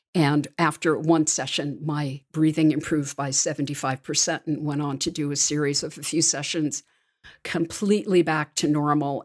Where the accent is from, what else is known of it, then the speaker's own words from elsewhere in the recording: New York City, New York, United States; also born or lived in Washington, D.C.; my hometown peeps in New York City